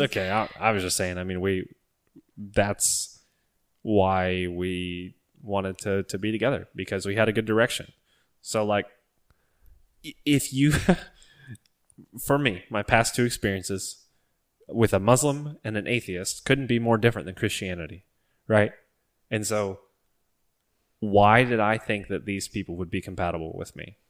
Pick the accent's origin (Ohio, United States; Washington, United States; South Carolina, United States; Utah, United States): Ohio, United States; stuck in Ohio, close to our hometown